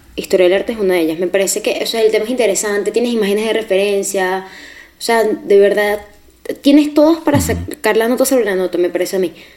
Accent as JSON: {"language": "Spanish", "town": "Barquisimeto", "region": "Lara", "country": "Venezuela", "moved": "as an adult", "lives_now": "Madrid, Spain", "said": "De Barquisimeto, Venezuela"}